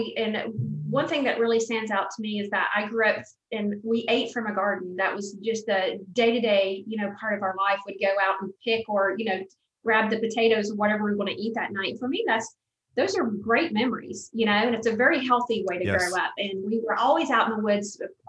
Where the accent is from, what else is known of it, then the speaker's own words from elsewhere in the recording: the South, United States; accent: Southern; You know, with my Southern accent, I just was, you know, really immersed into the world of diversity